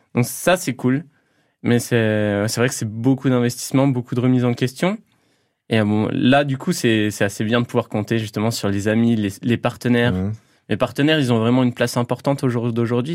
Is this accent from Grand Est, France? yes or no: yes; Toul, Grand Est, France; je suis originaire du Toulois, donc j'ai passé ma, plus grande partie de ma vie euh, euh, dans les coins de Toul